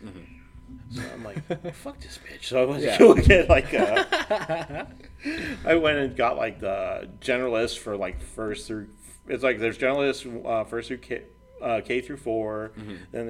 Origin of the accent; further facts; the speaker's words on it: El Paso, Texas, United States; moved away as an adult; I come from El Paso, right?